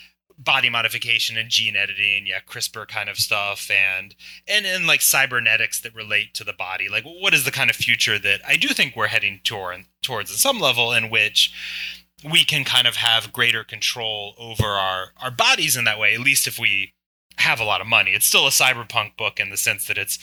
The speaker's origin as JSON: {"language": "English", "region": "Virginia", "country": "United States", "tie": "born or raised there", "moved": "as an adult", "lives_now": "New York, United States", "said": "When I moved to New York, so I grew up in Virginia."}